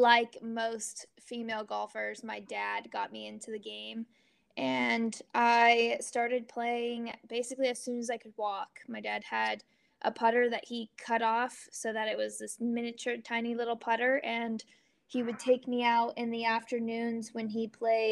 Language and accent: English; Bend, Oregon, United States; accent: Southern; moved away as an adult; now in Arizona, United States; I grew up in Bend, Oregon, and played every sport there was to play